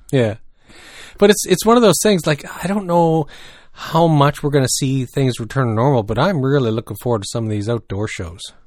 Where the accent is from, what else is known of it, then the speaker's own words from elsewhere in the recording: New Brunswick, Canada; growing up in New Brunswick